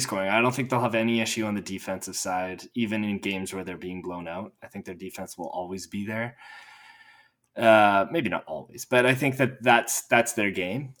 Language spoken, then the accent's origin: English; Edmonton, Alberta, Canada; in my hometown